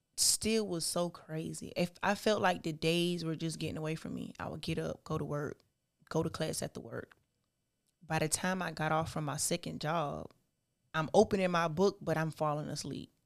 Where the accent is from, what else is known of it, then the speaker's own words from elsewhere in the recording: South Carolina, United States; also born or lived in Charleston, South Carolina / Parker's Ferry, South Carolina / Orangeburg, South Carolina; I was born in Charleston, South Carolina. Okay. But I was raised between Parker's Ferry, South Carolina, Smokes, South Carolina, and Orangeburg